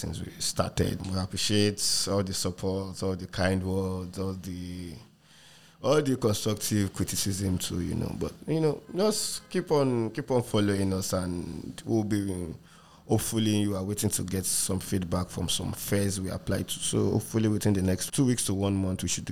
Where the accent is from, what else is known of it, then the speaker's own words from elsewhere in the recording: Ikeja, Lagos, Nigeria; also born or lived in Surulere, Lagos / France; now in Lagos, Nigeria; I grew up in Ikeja too.